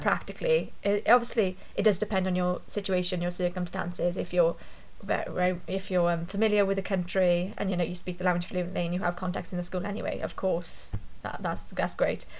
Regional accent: Ogmore Vale, Wales, United Kingdom; accent: Welsh; I grew up in kind of South Wales, Ogmore Valley

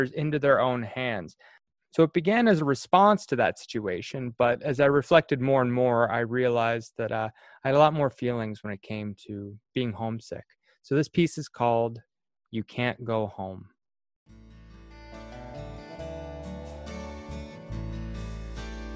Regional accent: Cardigan, Prince Edward Island, Canada; moved away as an adult

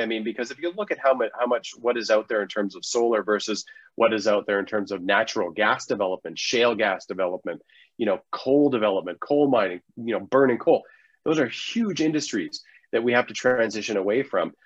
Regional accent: Canada; we're Canadian

